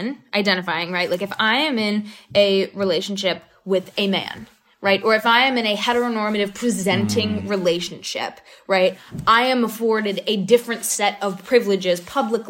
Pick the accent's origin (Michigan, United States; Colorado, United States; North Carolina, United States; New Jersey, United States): North Carolina, United States; I grew up in North Carolina